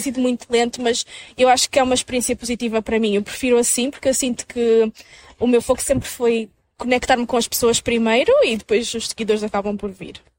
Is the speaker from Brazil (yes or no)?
no; Minho, Norte, Portugal; moved away as an adult; now in Lisbon, Portugal; sou do Minho, de Portugal